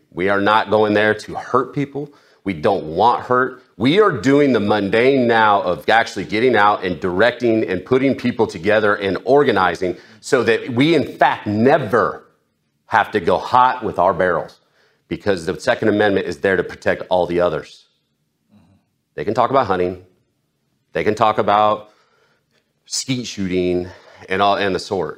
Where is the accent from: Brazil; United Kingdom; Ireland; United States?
United States; Illinois; also born or lived in California; now in South Carolina, United States; I grew up in Illinois, and I lived in California until I moved to South Carolina